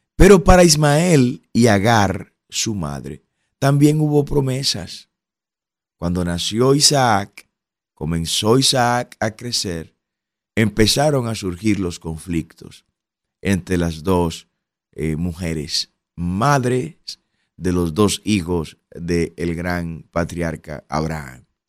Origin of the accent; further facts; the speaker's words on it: Dominican Republic; como dominicanos